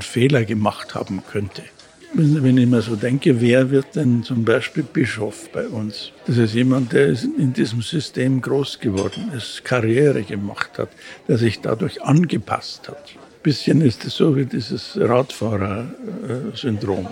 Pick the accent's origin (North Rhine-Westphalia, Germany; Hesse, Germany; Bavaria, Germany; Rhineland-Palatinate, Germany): Bavaria, Germany; Munich; in St. Wolfgang in der Ballernstraße, das war die Pfarrei, wo ich aufgewachsen bin